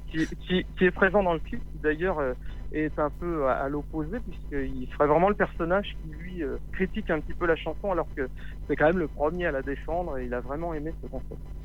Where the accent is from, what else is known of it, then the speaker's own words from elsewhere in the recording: Paris region, Île-de-France, France; also born or lived in Lot; j'ai grandi en région parisienne, j'ai des origines du, du Lot